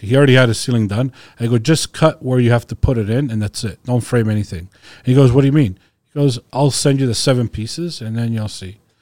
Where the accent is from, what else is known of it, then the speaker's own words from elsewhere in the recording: Croatia; I'm from Croatia